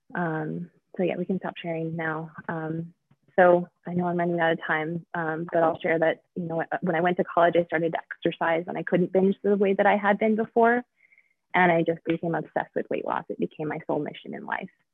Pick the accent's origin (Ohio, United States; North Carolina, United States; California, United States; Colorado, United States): Colorado, United States; Denver; also born or lived in Mount Laurel, New Jersey; I was born in Denver, um, which is where I live now